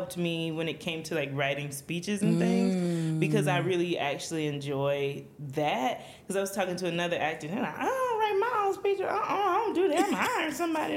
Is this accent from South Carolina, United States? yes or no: yes; South Carolina, United States; born or raised there; now in Georgia, United States